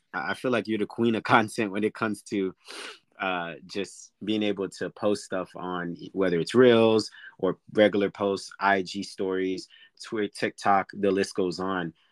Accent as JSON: {"language": "English", "town": "Orlando", "region": "Florida", "country": "United States", "tie": "born or raised there", "said": "I'm located in Orlando, which is my hometown"}